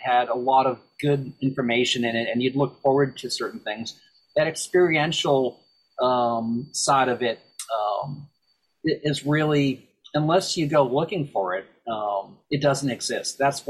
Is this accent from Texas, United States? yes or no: no; Boston, Massachusetts, United States; you and I talking about growing up in Boston as kids